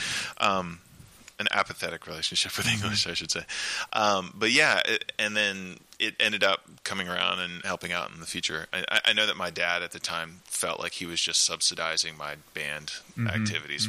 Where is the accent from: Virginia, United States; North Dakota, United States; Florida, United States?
Virginia, United States; Virginia Beach; also born or lived in Richmond, Virginia; I grew up in Virginia Beach.